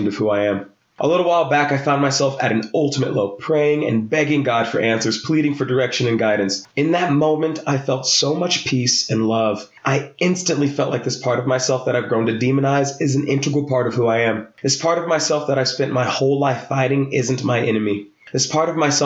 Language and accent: English; Texas, United States; I grew up in Texas